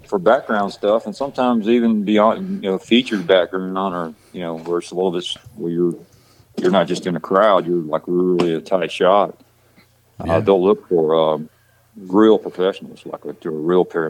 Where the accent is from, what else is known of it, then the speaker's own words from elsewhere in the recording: west of Atlanta, Georgia, United States; accent: country; also born or lived in Texas; I lived out west of Atlanta most of my life, which is it's a rural place